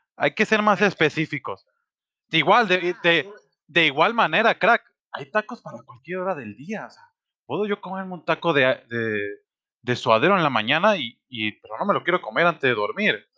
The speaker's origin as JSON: {"language": "Spanish", "region": "Sinaloa", "country": "Mexico", "tie": "born or raised there", "moved": "yes", "lives_now": "Guadalajara, Mexico", "said": "Yo soy de Sinaloa"}